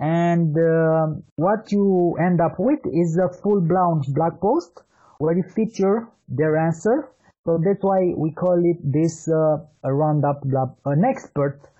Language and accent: English; Bucharest, Romania; As you said, I'm from Bucharest, Romania.